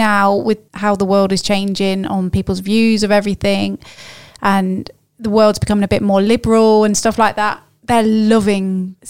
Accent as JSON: {"language": "English", "region": "South of England", "country": "United Kingdom", "moved": "yes", "said": "I'm from the south"}